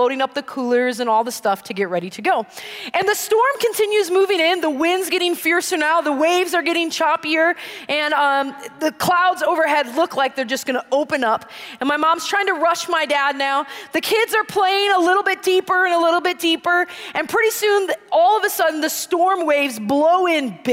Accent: Green Bay, Wisconsin, United States; moved away; I grew up in Green Bay, Wisconsin

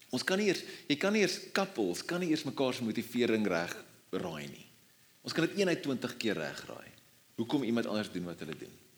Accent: South Africa; as Afrikaners

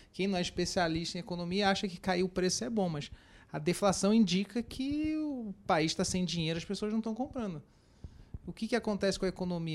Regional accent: Rio de Janeiro, Brazil; now in São Paulo, Brazil; eu que sou carioca

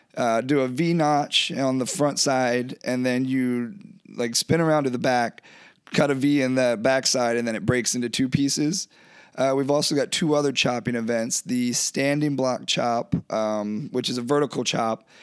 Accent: Eastern Shore of Maryland, United States; moved away as an adult; also born or lived in Maine; now in Alaska, United States; I'm originally from Maryland

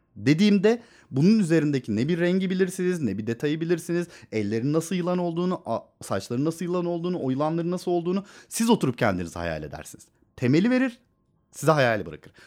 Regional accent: Istanbul, Turkey; Benim bütün çocukluğum sokaklarda geçti.

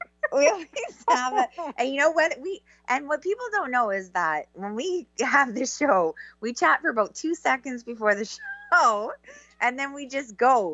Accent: Canada; I'm so Canadian

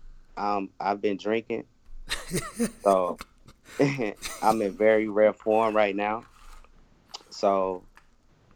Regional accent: North Carolina, United States; I'm from North Carolina

